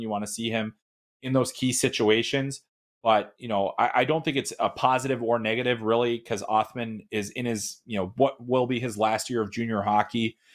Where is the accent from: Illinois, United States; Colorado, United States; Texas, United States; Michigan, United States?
Illinois, United States; Chicago; I grew up in Chicago, um, played junior varsity hockey, uh, at Mount Carmel